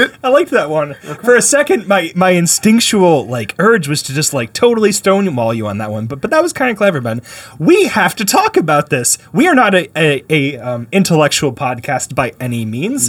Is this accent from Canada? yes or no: yes; Canada; now in United States; I was born in Canada.